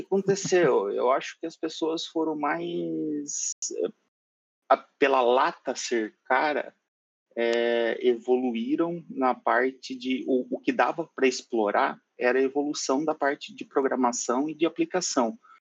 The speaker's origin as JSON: {"language": "Portuguese", "region": "São Paulo", "country": "Brazil", "tie": "born or raised there", "moved": "yes", "lives_now": "Curitiba, Brazil", "said": "E sou de São Paulo, moro em Curitiba"}